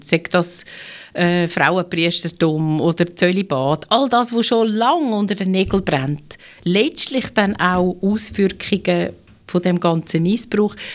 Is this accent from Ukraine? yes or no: no; Switzerland; bei uns in der Schweiz